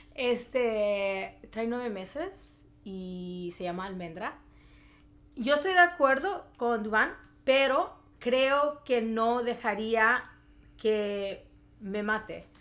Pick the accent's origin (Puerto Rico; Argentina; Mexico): Mexico; now in Chicago, United States; vengo de Chicago, pero soy mexicana